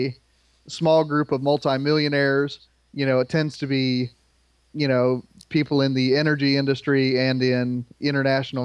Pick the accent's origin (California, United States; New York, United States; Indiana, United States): Indiana, United States; Indianapolis to, you know, go to my home state